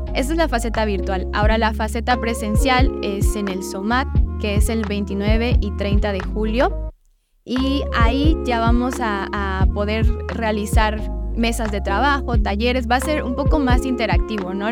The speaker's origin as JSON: {"language": "Spanish", "town": "Tuxtla Gutiérrez", "region": "Chiapas", "country": "Mexico", "said": "somos acá de Tuxtla, la mayoría, y chiapanecos"}